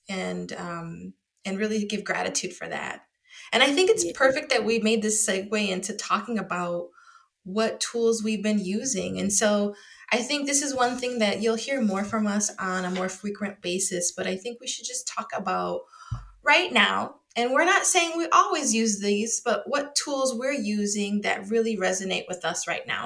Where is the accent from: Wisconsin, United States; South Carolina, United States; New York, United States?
Wisconsin, United States; now in Chicago, United States; I'm from Wisconsin